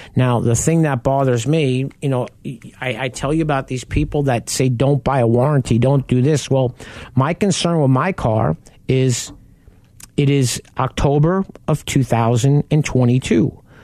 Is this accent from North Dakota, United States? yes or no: no; Long Island, New York, United States; I grew up on Long Island and we lived right off the Southern State Parkway.